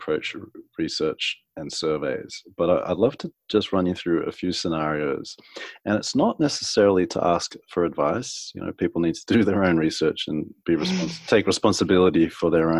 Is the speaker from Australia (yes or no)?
yes; Australia; also born or lived in America; now in United States